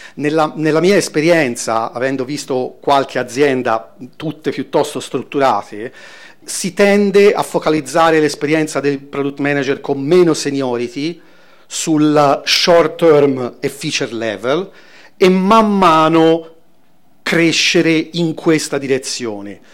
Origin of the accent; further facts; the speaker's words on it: Florence, Tuscany, Italy; vengo da Firenze